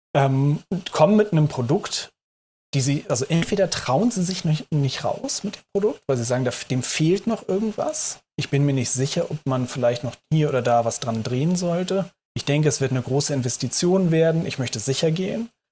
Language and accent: German; Hamburg, Germany; moved away as an adult; now in Berlin, Germany; Ich komme gebürtig aus Hamburg und äh, wohne jetzt seit 2014 in Berlin